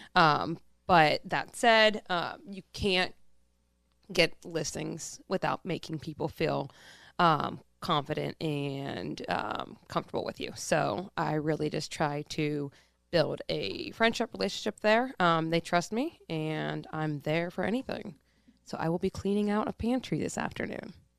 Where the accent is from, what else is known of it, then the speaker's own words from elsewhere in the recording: Pittsburgh, Pennsylvania, United States; I'm born and raised, um, in the east side of Pittsburgh.